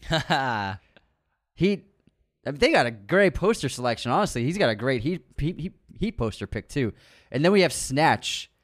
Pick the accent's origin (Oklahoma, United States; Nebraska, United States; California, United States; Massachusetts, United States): Massachusetts, United States; We're not from Amherst, but Massachusetts in the house